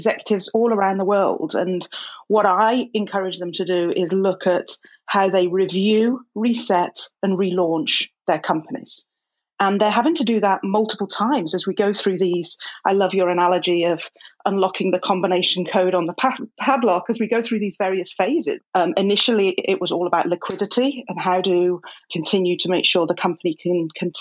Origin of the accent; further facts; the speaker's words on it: England, United Kingdom; now in Los Angeles, United States; I'm a English woman